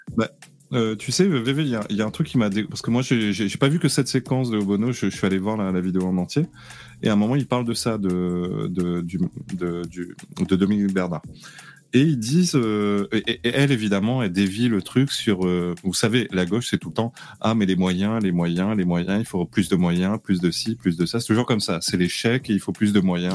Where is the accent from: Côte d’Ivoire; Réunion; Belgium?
Réunion; je suis réunionnais.